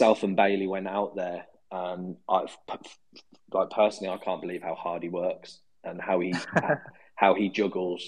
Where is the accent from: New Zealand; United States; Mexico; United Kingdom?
United Kingdom; Birmingham, West Midlands; accent: Brummie; my Brummie accent